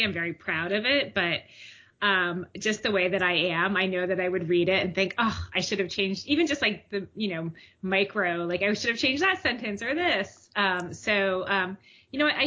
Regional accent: Mendham, New Jersey, United States; now in Boston, United States; my hometown in New Jersey, Mendham, New Jersey

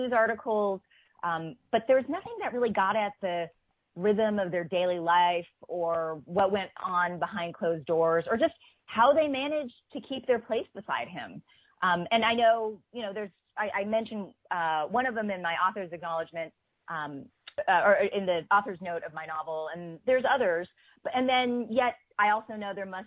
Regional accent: United States; born or raised there

